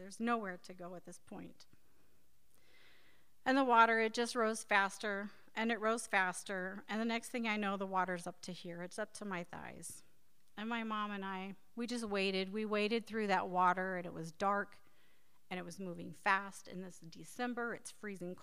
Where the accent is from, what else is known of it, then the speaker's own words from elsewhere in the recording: Times Beach, Missouri, United States; growing up near the Merrimack River